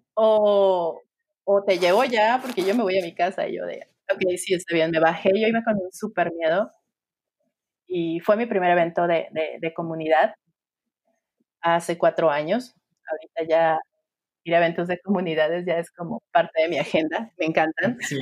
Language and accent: Spanish; Sinaloa, Mexico; also born or lived in Nayarit; now in Guadalajara, Mexico; soy mexicana. Eh, como ya lo mencionaste, tengo un background de diseño gráfico. Crecí en Sinaloa